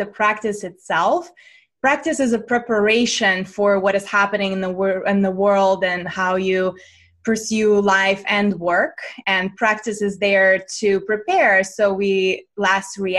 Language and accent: English; Russia; moved away; also born or lived in United States; I'm born and raised in Russia.